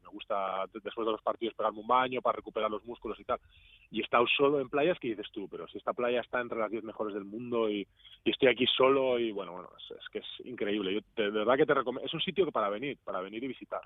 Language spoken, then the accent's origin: Spanish; Cantabria, Spain; also born or lived in Granada / Basque Country; now in Greece; yo soy de Cantabria